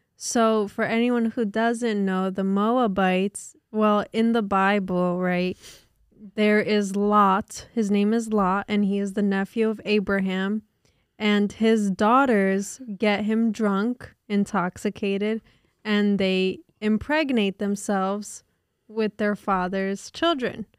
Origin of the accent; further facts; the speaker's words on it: Newark, New Jersey, United States; I grew up, I was born literally in Newark and lived in Newark